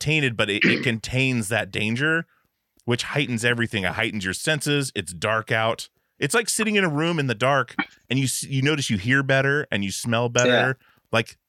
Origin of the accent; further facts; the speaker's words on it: Wasilla, Alaska, United States; moved away; I grew up in Alaska. I grew up in Wasilla. Alaska, where it was psychotic.